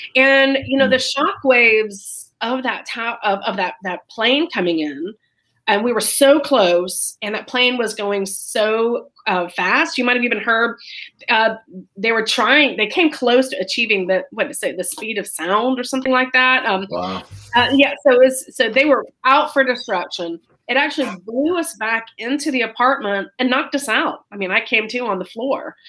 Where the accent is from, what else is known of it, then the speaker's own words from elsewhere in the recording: Florida, United States; moved away as an adult; now in New York City, United States; I am originally from Florida, but I've lived up in New York City for almost 30 years.